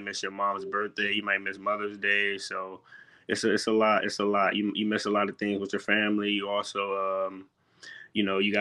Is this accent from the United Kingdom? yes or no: no; Alexandria, Virginia, United States; growing up in Alexandria